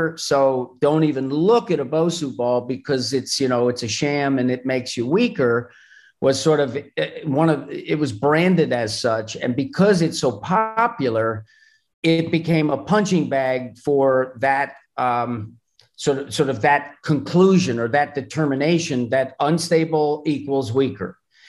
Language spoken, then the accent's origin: English; Madison, New Jersey, United States; Madison, New Jersey.